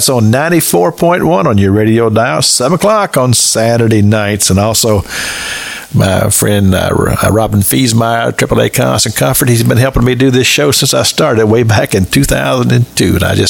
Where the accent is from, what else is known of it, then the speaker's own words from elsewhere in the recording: Kentucky, United States; now in North Florida, United States; I'm from Kentucky.